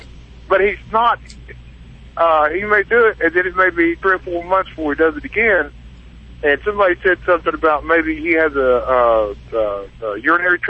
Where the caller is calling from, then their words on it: Denver, Colorado, United States; Well, now I'm in outside of Denver, Colorado.